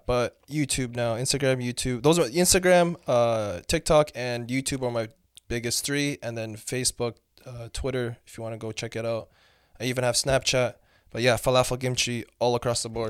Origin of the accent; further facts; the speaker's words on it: London, Ontario, Canada; also born or lived in Mauritania; I'm Canadian nationally